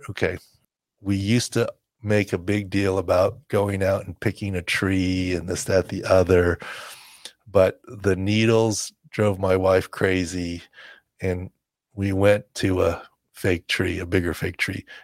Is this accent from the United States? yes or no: yes; California, United States; I'm born and raised in California